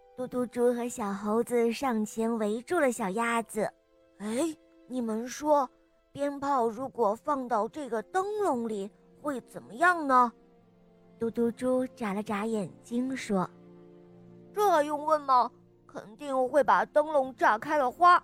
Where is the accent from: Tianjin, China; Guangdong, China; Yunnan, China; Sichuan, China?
Yunnan, China; Wenshan; 今年四岁，我来自云南文山